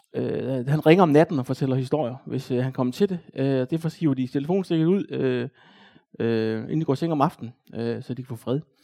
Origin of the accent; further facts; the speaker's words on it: Odense, Southern Denmark, Denmark; Jeg voksede op i Næsby